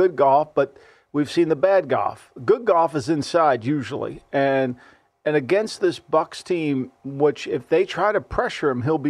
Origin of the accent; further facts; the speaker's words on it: New Jersey, United States; I grew up in Jersey.